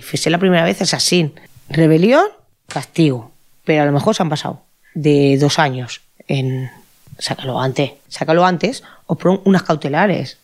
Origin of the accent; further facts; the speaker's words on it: Catalonia, Spain; Yo nunca me he sentido que no fuera de aquí. Yo me siento muy catalana